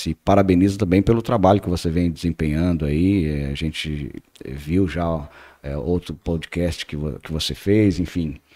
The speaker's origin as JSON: {"language": "Portuguese", "region": "Paraná", "country": "Brazil", "moved": "yes", "said": "eu que sou do Paraná, que vim do Paraná, é, é encontrei um, uma nova família aqui também"}